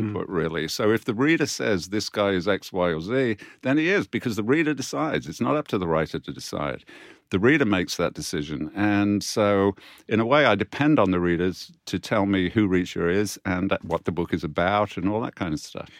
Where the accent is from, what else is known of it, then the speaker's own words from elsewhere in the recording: United Kingdom; we as British authors